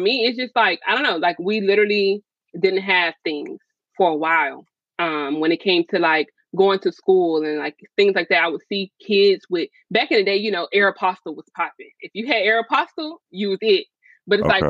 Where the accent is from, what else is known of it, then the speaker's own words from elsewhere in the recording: Gainesville, Florida, United States; also born or lived in Tupelo, Mississippi; my mom actually moved us to Gainesville, Florida